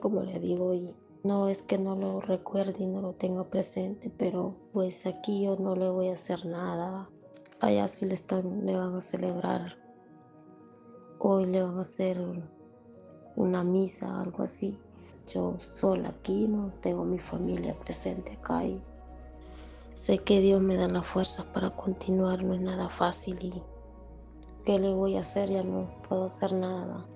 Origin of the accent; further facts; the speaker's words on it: Honduras; moved away as an adult; now in United States; aquí es donde le puedo dar una mejor vida que allá en mi país